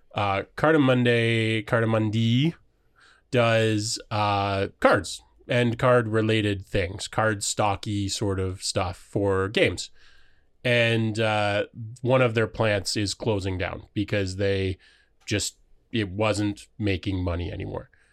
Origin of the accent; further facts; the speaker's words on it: Waterford, Ontario, Canada; I grew up in Waterford. Ontario